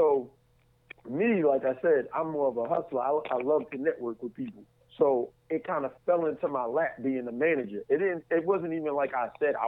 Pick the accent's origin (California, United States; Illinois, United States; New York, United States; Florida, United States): New York, United States; now in Atlanta, United States; I'm originally from New York, and now I live in Atlanta, Georgia.